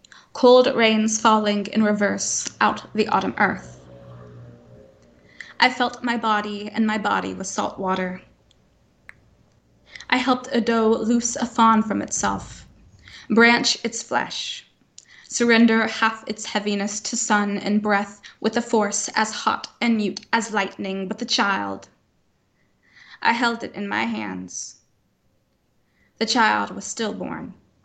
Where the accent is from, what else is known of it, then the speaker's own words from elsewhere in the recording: the Bible Belt, United States; I grew up in the Bible Belt, that kind of thing as being quite taboo.